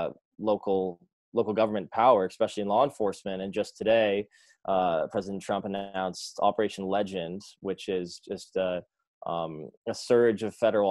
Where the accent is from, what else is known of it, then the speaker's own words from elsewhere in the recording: Toronto, Ontario, Canada; here in my hometown of Toronto